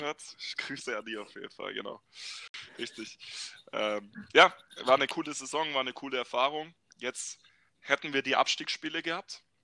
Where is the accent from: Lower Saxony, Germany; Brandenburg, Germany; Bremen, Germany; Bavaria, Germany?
Bavaria, Germany; moved away as an adult; also born or lived in Baden-Württemberg; ich bin ursprünglich ein Bayer, tatsächlich